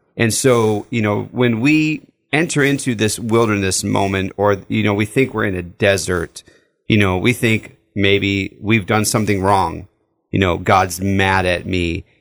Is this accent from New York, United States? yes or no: no; Southern California, United States; growing up in Southern California, we lived in the desert